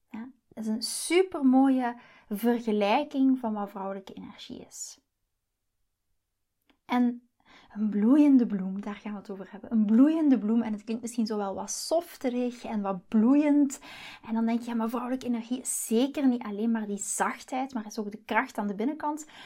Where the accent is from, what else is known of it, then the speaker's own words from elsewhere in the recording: Belgium; now in Netherlands; dus ik moet me een beetje aanpassen als Belg hier in, eh, in Nederland.